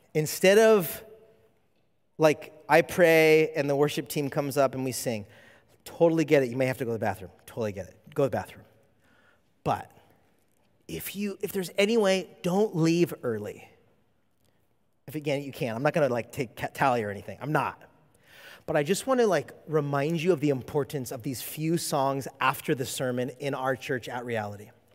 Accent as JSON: {"language": "English", "region": "California", "country": "United States", "moved": "as an adult", "lives_now": "Hawaii, United States", "said": "I'm not from Hawaii, I'm from California"}